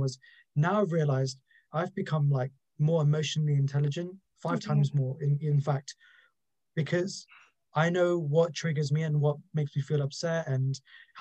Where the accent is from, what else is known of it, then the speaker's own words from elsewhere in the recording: London, United Kingdom; I'm from London